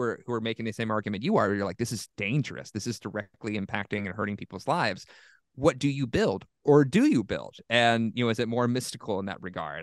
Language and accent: English; Southeast, United States; I'm from the Southeast